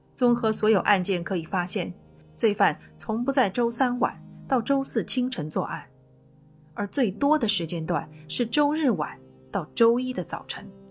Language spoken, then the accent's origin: Chinese; China; 我们中国人则喜欢用曼哈屯来称呼它